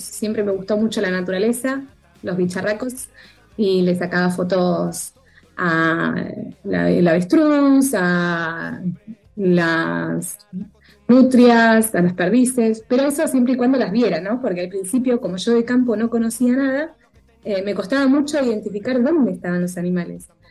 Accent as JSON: {"language": "Spanish", "country": "Argentina"}